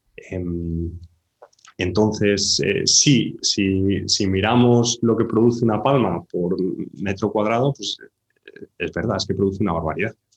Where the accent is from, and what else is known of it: Spain; born or raised there